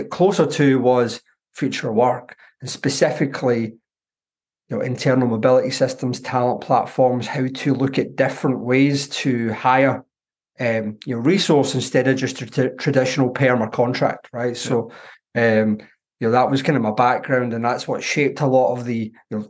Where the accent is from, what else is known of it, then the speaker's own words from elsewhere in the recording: Glasgow, Scotland, United Kingdom; accent: Glaswegian; As you can tell from my accent, I'm a Glaswegian.